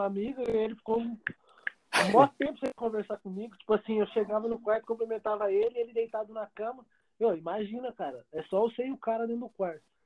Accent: Campinas, São Paulo, Brazil; eu sou de Campinas

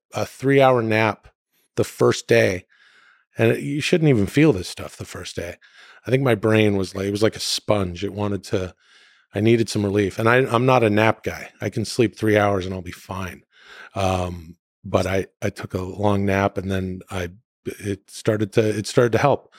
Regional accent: Canada; moved away; I'm from Canada

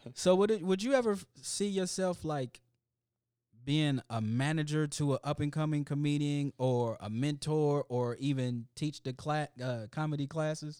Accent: Indianapolis, Indiana, United States; I come from Irvington, Indianapolis. That used to be the headquarters of the Ku Klux Klan.

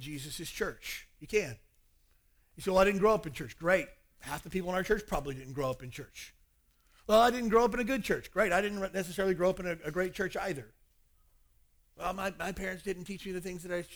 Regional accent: Kentucky, United States; moved away; I spent my whole growing up years trying to get away from that place

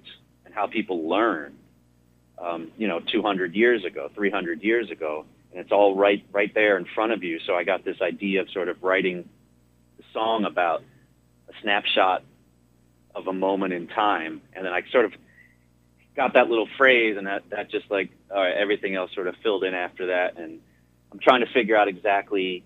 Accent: Connecticut, United States; moved away; my home state of Connecticut

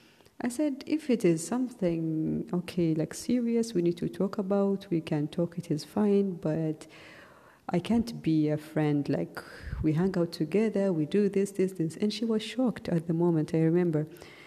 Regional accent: Ethiopia; also born or lived in Saudi Arabia; I wasn't living in my own country and I'm from Ethiopia. So in Ethiopia, the culture and everything is way different than how it is in Saudi Arabia.

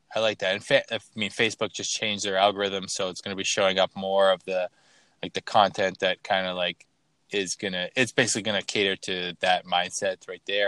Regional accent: Toronto, Ontario, Canada; I'm from Toronto

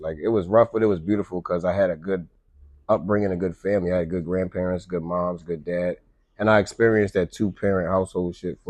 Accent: Pennsylvania, United States; born there; My pops stayed in Pennsylvania. I was born in Pennsylvania.

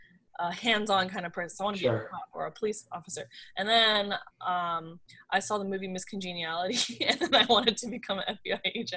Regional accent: Montgomery County, Maryland, United States; also born or lived in Frederick, Maryland; Yeah, I was born there. And then I grew up in Montgomery County most of my life. I moved to Montgomery County in like sixth grade. But before that, I lived in Frederick.

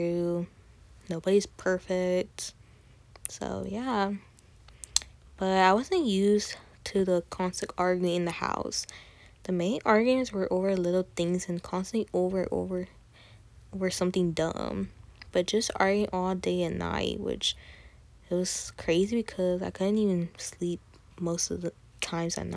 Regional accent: Katy, Texas, United States; I'm Colombian, Puerto Rican, Salvadoran, Venezuelan. I was born in Katy, Texas

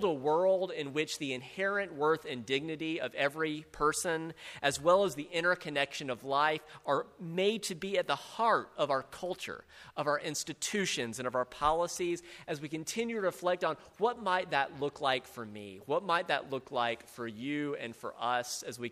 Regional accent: South Carolina, United States; I grew up in South Carolina, in a large Southern Baptist church

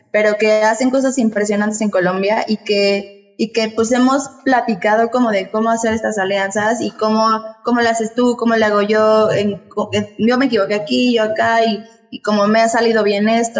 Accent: Mexico City, Mexico; moved away; also born or lived in Toluca, State of Mexico; yo nací en la Ciudad de México, pero viví allá muchos años.

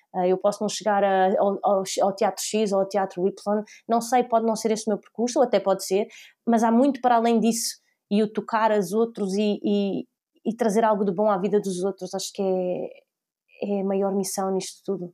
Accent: Maia, Norte, Portugal; also born or lived in Lisbon; Eu sou lisboeta, mas eh, basicamente nasci em Lisboa, vivi até os meus 4 anos e depois eh, a minha família mudou-se para, para a Maia

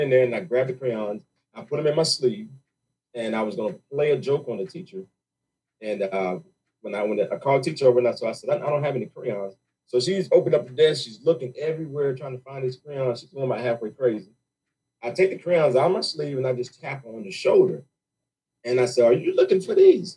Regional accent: Raleigh, North Carolina, United States; also born or lived in Johnston County, North Carolina / Clayton, North Carolina; I'm really from Worthdale, Raleigh, North Carolina

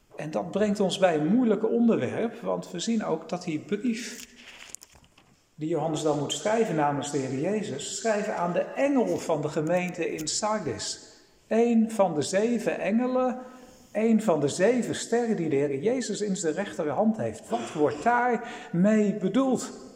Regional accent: Netherlands; wij als Nederlanders

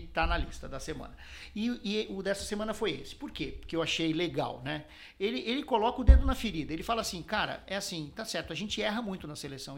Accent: São Paulo, Brazil; also born or lived in Garça, São Paulo (family); eu sou paulistano, mas a família é de Garça, do interior de São Paulo

